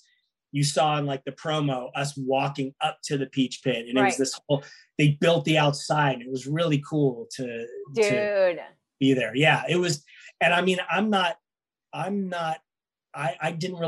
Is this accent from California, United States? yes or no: yes; Los Angeles, California, United States; being from LA, I'm from here. I'm from North Hollywood.